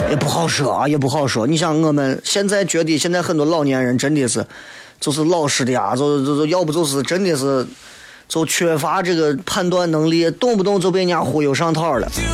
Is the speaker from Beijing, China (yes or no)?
no; Shaanxi, China; 作为一个陕西人，我们可以深情地款待朋友